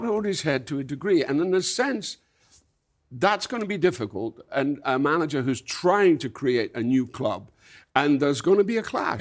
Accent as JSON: {"language": "English", "region": "Scotland", "country": "United Kingdom", "tie": "born or raised there", "said": "when I grew up in Scotland, it was North Britain"}